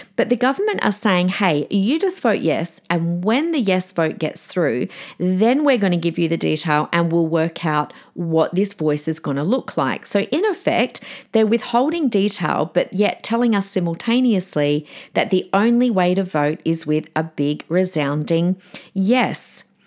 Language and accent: English; Australia